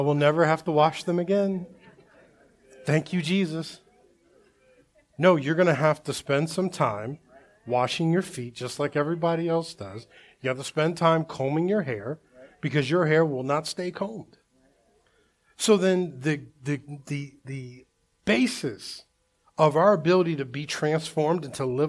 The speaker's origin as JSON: {"language": "English", "region": "Delaware", "country": "United States", "tie": "born or raised there", "said": "I grew up in Delaware, my last years of like high school and stuff like"}